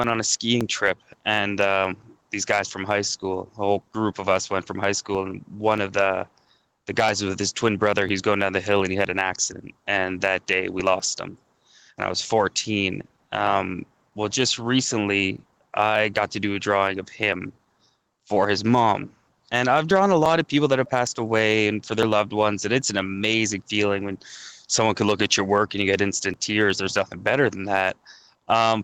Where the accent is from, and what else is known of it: Goderich, Ontario, Canada; born or raised there; moved away as an adult; now in Toronto, Canada